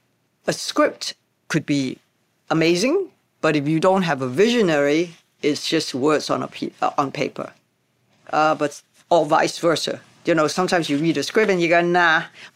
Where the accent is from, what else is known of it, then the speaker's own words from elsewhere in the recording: Hong Kong; because, you know, we come from Hong Kong and we know how we celebrate a start of a movie.